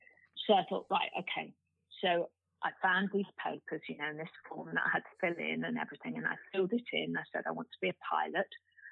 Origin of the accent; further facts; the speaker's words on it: North Wales, United Kingdom; moved away as an adult; because I grew up in North Wales